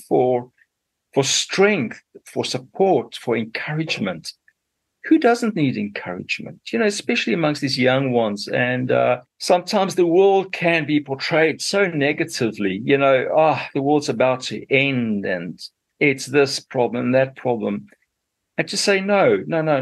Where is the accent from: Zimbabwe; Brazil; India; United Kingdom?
Zimbabwe; moved away as an adult; also born or lived in Zambia / South Africa; now in New Zealand; I did my schooling in what was still Rhodesia those days